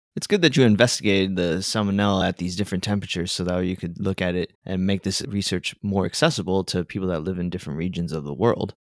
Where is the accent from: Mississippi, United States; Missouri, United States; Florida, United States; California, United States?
Florida, United States; South; moved away; I come from South Florida